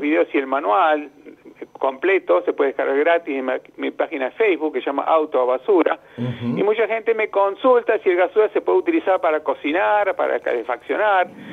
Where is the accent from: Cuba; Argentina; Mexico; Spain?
Argentina; Banfield, Buenos Aires Province; moved away; also born or lived in United States; yo nací en Estados Unidos, a los cinco años eh, vine a Argentina y de los cinco hasta que me recibí ingeniero, 25, 20 años viviendo ahí en Banfield